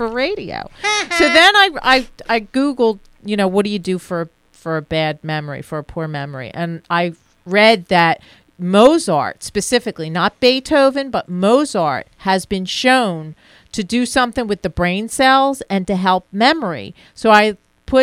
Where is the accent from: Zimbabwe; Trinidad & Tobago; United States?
United States; Philadelphia, Pennsylvania; accent: Philly; my Philly accent